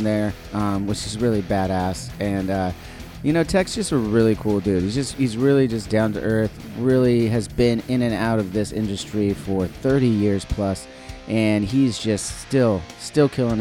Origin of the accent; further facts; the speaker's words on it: Orange County, California, United States; I'm from SoCal. I'm from Orange County